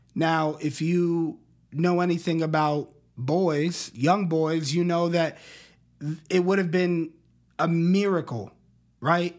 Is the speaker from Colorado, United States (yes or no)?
yes; Colorado Springs, Colorado, United States; I grew up in Colorado Springs, Colorado